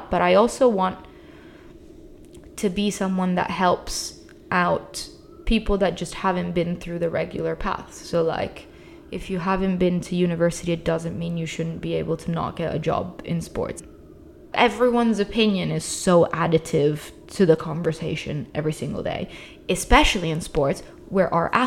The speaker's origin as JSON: {"language": "English", "country": "Italy", "tie": "born or raised there", "also_born_or_lived": "United Kingdom", "moved": "as an adult", "said": "I grew up in Italy, but I moved to the UK for uni, and then I started working in the UK"}